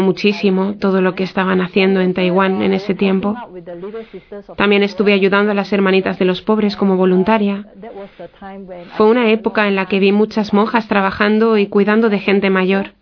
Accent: Singapore; Es una isla muy pequeña en uh, Asia somos unos 5 millones de habitantes, de los cuales solo 300.000 somos católicos

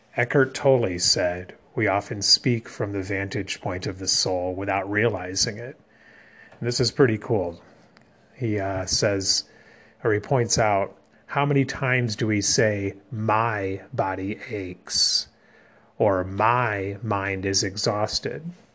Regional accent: America's heartland, Midwest, United States; also born or lived in Taiwan; Growing up in America's heartland, it's no surprise I'm a Christian

